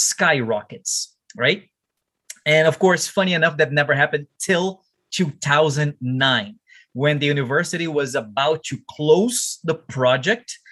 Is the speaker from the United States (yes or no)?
no; Brazil; my hometown there in Brazil